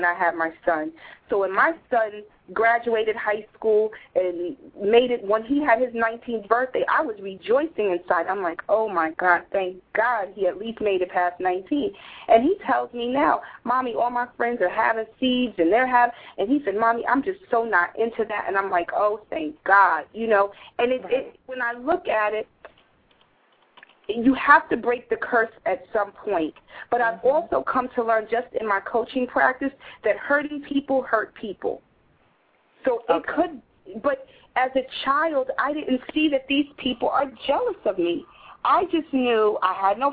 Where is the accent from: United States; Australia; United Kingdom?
United States; New Jersey; where we grew up in Jersey. It was a small town, and everybody knew everybody else